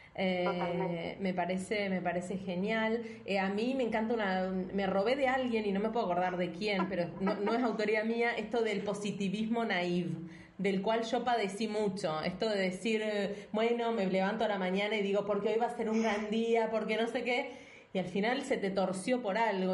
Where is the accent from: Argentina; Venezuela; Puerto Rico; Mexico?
Argentina; moved away; nosotras somos argentinas